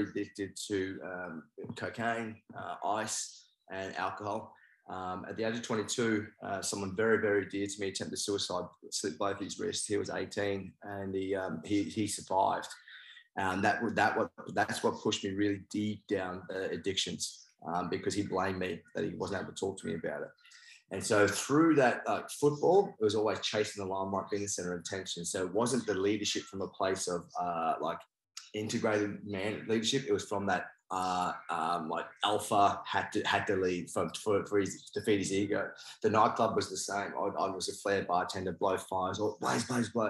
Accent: Australia; also born or lived in New Zealand; I'm from New Zealand and I'm Māori, but I actually moved to Australia when I was 4.

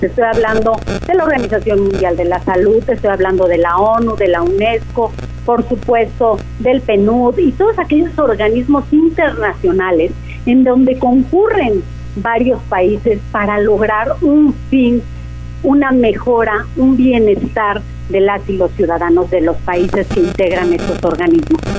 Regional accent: Mexico; nuestro país

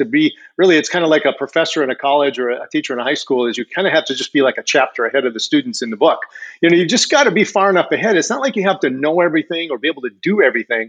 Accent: Michigan, United States; moved away as an adult; now in Florida, United States; I grew up in Michigan, but you know, being in the Air Force, you live a lot of different places

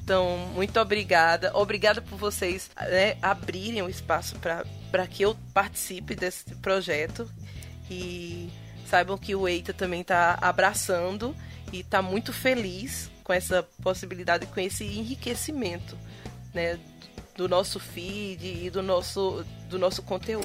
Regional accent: Northeast Brazil, Brazil; accent: Nordestino; nós temos um podcast bem é, nordestino, com muito sotaque. Sotaque arretado

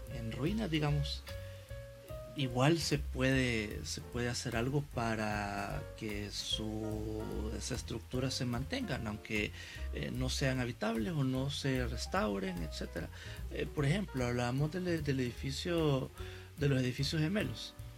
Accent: San Salvador, El Salvador; como salvadoreños, como capitalinos, para quienes vivimos acá en, San Salvador

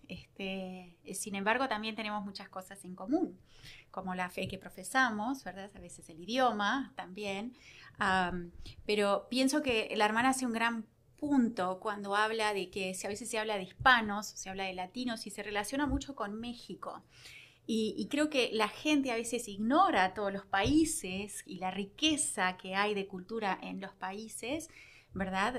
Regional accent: Uruguay; also born or lived in Rio Grande Valley, Texas; now in Victoria, United States; como uruguayos

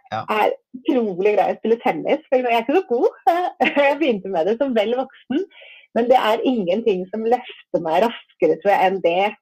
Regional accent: Asker, Akershus, Norway; jeg vokste opp i Asker.

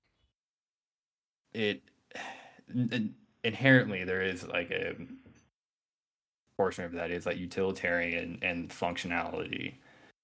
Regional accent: Colorado, United States; I grew up in Colorado

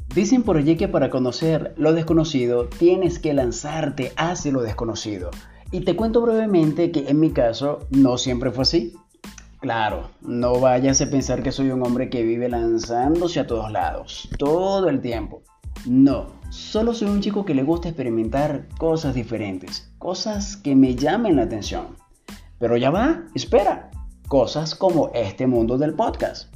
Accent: Venezuela; Soy venezolano, youtuber y ahora podcaster

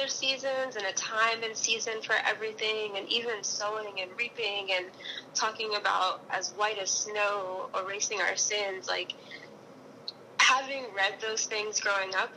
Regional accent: South Florida, United States; moved away as an adult; also born or lived in Hawaii; now in New York, United States; I'm originally from South Florida.

